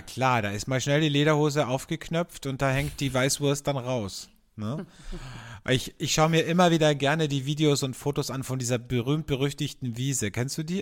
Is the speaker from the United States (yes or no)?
no; Austria; bei uns in Österreich